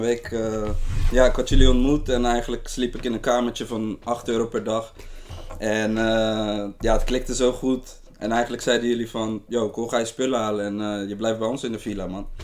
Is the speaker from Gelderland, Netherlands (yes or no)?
no; Rotterdam, South Holland, Netherlands; Ik ben een jongen uit Rotterdam